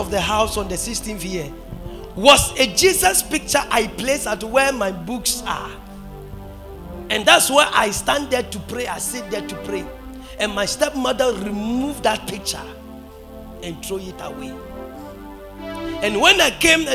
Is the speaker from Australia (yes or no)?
no; Brakwa, Central Region, Ghana; my hometown, my father's hometown, Brakwa